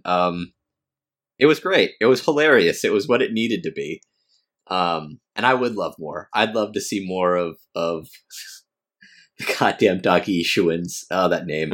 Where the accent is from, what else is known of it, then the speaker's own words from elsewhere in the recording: United States; I'm American.